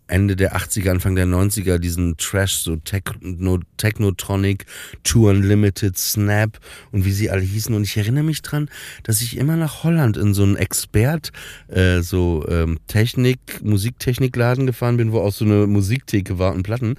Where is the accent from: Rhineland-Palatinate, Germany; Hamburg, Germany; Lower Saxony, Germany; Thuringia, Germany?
Lower Saxony, Germany; Papenburg; moved away; Ich bin nämlich auch in, in Papenburg im Emsland ja aufgewachsen, an der holländischen Grenze.